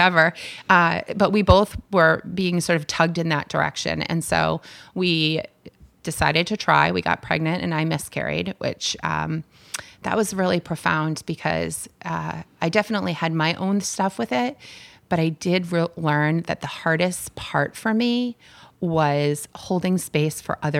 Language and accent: English; Barrington, New Hampshire, United States; we were living in southern New Hampshire. And I'm from Barrington.